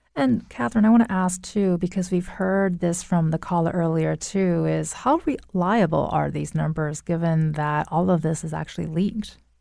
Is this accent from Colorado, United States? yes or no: no; near the Inland Empire, California, United States; now in Connecticut, United States; that's very close to my hometown